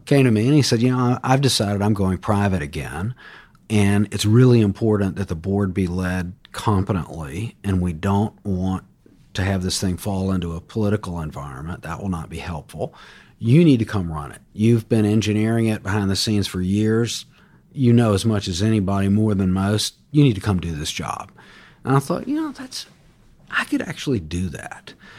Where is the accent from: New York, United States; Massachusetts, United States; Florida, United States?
Florida, United States; Jacksonville; I grew up in Jacksonville, Florida